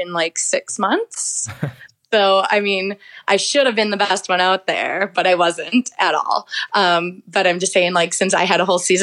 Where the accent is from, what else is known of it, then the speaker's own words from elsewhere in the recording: Minnesota, United States; moved away as an adult; also born or lived in Australia; now in Queenstown, New Zealand; I'm from Minnesota in the States. Call it the state of hockey or God's country, one of the two. But yeah, right there. Born and raised